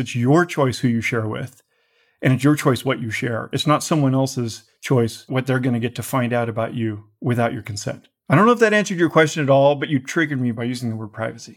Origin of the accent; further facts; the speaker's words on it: United States; I'm an American patriot